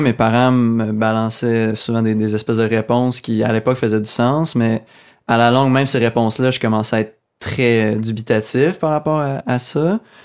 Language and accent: French; Abitibi, Quebec, Canada; moved away; also born or lived in Sherbrooke; Je viens de l'Abitibi